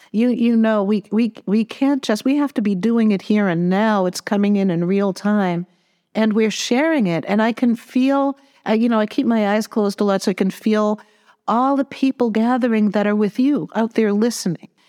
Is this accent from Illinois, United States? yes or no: no; Massachusetts, United States; I'm from Massachusetts